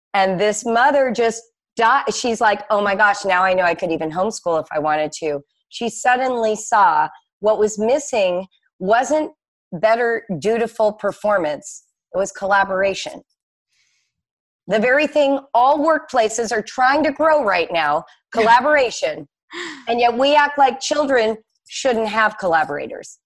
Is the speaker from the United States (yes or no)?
yes; Los Angeles, California, United States; also born or lived in Morocco / France; now in Cincinnati, United States; mostly, I grew up in Los Angeles